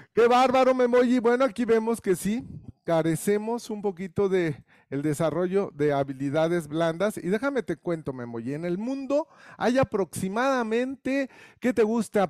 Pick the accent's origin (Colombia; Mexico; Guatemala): Mexico